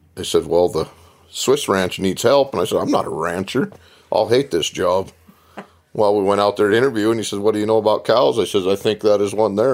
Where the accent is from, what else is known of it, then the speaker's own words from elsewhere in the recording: Libby, Montana, United States; I was born and raised in Libby, Montana